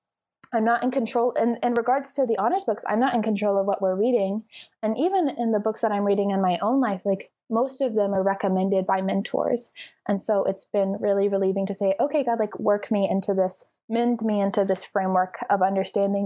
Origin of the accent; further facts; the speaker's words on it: Texas, United States; moved away as an adult; now in California, United States; I'm from Texas